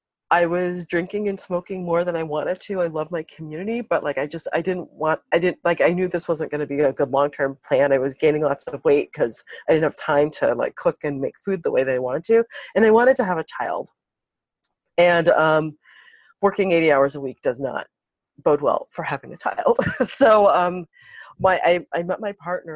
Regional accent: Chicago, Illinois, United States; moved away; also born or lived in New York City; I'm the daughter of Jamaican immigrants, and I grew up in Chicago

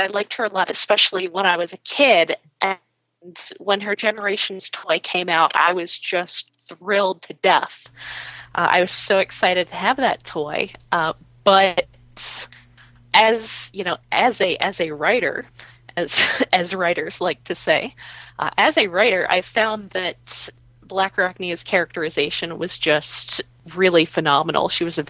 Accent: Bronx, New York, United States; because, you know, I'm also from the Bronx.

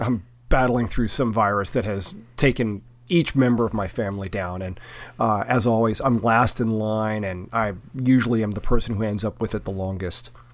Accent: the South, United States; I grew up in the South

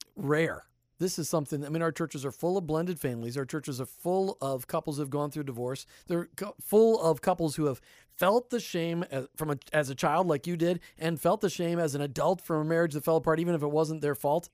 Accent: Minnesota, United States; there wasn't a single family on my block that was divorced growing up in Minnesota

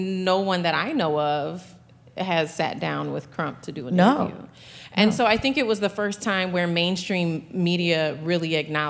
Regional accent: St. Paul, Minnesota, United States; as a Black woman who was working in mainstream media here in Minnesota, I'm from St. Paul

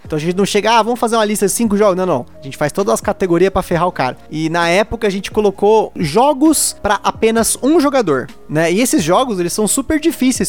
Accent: Brazil; moved away as an adult; como bom brasileiro

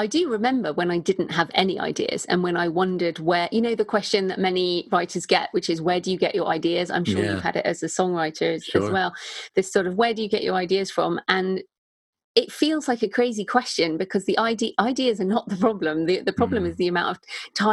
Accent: United Kingdom; accent: British; also born or lived in Bath; in case people didn't realize from my accent, I am British

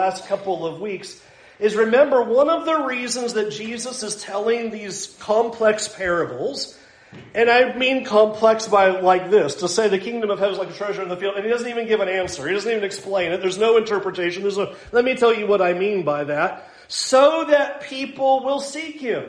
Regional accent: San Diego, California, United States; I grew up in San Diego, so I basically grew up on the beaches

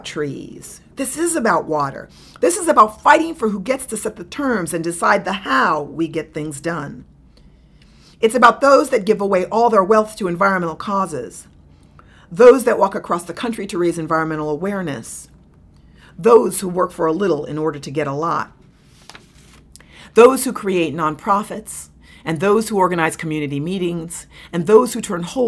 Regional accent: New York City, New York, United States; I grew up in New York. I was born in New York City

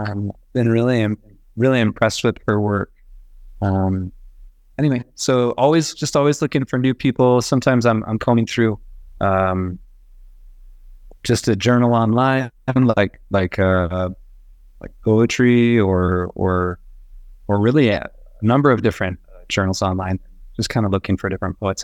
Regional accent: Boise, Idaho, United States; now in Bogota, Colombia; I'm from Boise.

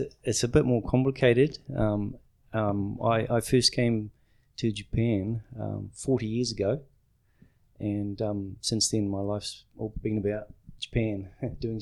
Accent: New Zealand; I'm from New Zealand, and I live in Queenstown

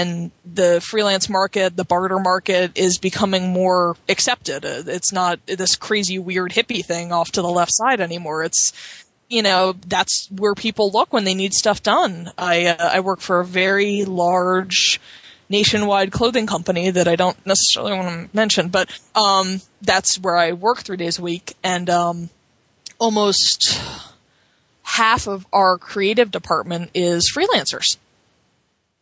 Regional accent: Cape May, New Jersey, United States; I grew up in Cape May in New Jersey

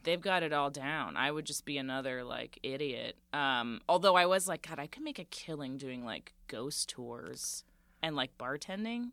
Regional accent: Central Florida, United States; born or raised there; moved away; also born or lived in Boston / New York

